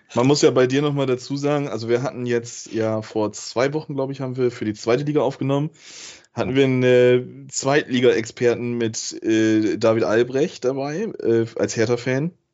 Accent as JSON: {"language": "German", "region": "Lower Saxony", "country": "Germany", "said": "als Niedersachse"}